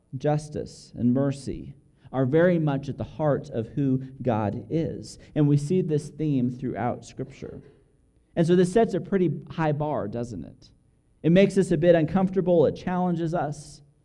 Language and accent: English; Albuquerque, New Mexico, United States; moved away as an adult; now in Dallas, United States; we grew up here in Albuquerque, and now we've moved to Dallas